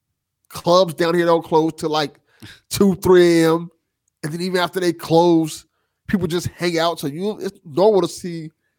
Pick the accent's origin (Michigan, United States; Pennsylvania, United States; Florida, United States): Florida, United States; Miami; I am a true Floridian. I was born and raised in Miami.